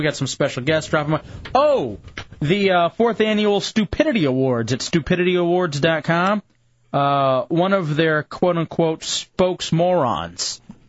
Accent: Alabama, United States; Sure, I'd love to come into the Hideout and explain what we grew up with in Alabama.

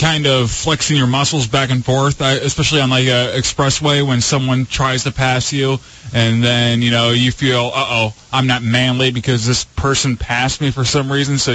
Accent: Fowlerville, Michigan, United States; born or raised there; now in Tampa, United States

